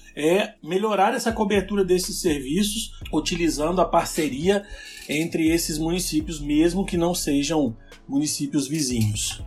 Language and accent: Portuguese; Colatina, Espírito Santo, Brazil; Eu sou natural do Espírito Santo, de uma cidade do interior chamada Colatina